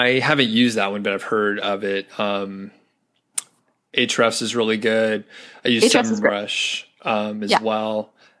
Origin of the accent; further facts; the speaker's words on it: United States; I'm an American